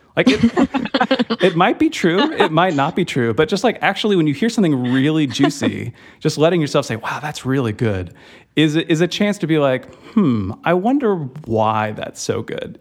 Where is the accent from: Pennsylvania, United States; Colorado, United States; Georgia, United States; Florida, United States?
Georgia, United States; suburbs of; I'm from the suburbs of Georgia